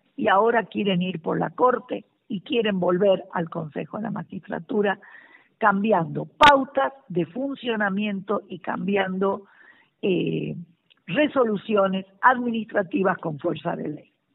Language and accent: Spanish; Argentina; agradecerte como argentina